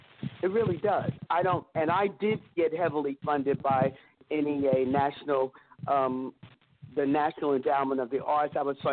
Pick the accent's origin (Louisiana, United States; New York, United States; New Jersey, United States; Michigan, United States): New York, United States; New York City; also born or lived in Harlem, New York City / Germany; My mother and father moved to New York City, and I was born in Harlem, USA, and I was raised in Harlem until I was 6 years old, and then we moved to Brooklyn